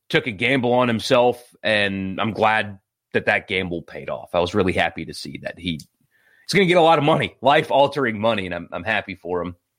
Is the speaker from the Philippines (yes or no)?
no; Greenville, South Carolina, United States; born or raised there